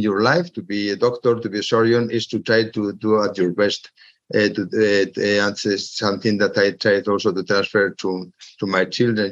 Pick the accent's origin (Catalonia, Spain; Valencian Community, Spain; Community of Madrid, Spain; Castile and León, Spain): Community of Madrid, Spain; Madrid; I was born in Madrid, and I was also studying medicine and dentistry in Madrid